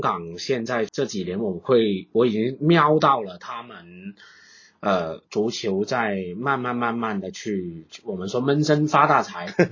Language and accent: Chinese; China; also born or lived in Guangzhou / Shenzhen; 我们大陆这边